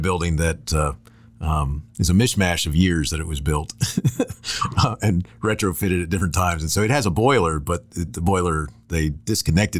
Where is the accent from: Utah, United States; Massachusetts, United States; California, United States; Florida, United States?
Florida, United States; I grew up in Florida, and I went to high schools that didn't even have them